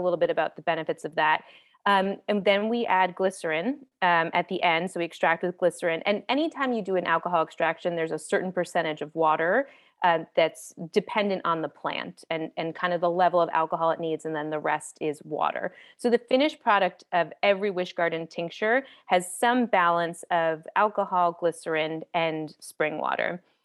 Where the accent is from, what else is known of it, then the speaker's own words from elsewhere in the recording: East Coast, United States; moved away as an adult; now in Los Angeles, United States; I'm from the East Coast and I was living there, and I moved to Los Angeles